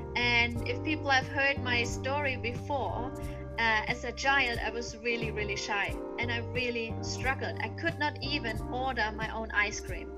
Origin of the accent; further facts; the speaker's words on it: Germany; I was born and raised in Germany